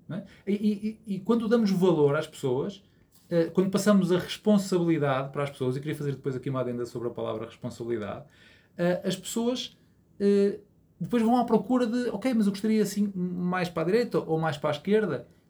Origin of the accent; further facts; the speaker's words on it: Porto, Norte, Portugal; also born or lived in Azores; sou natural aqui do Porto